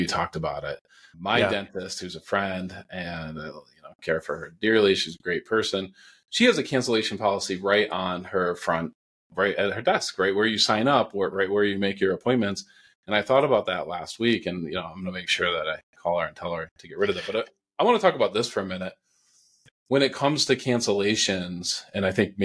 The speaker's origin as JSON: {"language": "English", "region": "New England", "country": "United States", "said": "I'm from New England"}